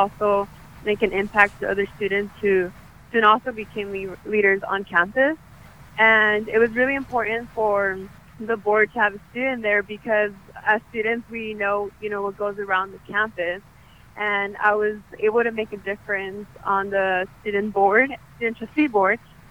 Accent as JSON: {"language": "English", "town": "Santa Maria", "region": "California", "country": "United States", "tie": "born or raised there", "also_born_or_lived": "Orcutt, California", "said": "I grew up in Santa Maria. I actually attended Alvin Elementary, first grade through sixth grade. And then my family decided to move to Orchid"}